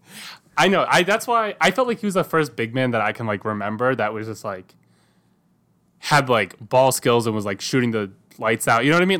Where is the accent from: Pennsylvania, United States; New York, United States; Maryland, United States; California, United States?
Pennsylvania, United States; growing up in Pennsylvania